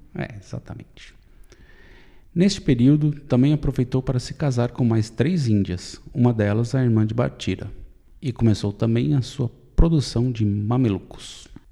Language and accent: Portuguese; São Paulo, Brazil; eu sou paulista